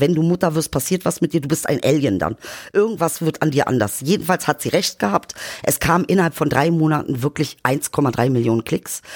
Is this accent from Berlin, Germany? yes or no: yes; Berlin, Germany; ich fühle mich als Berliner. Ich fühle mich nicht als Migrant, Migrantisierte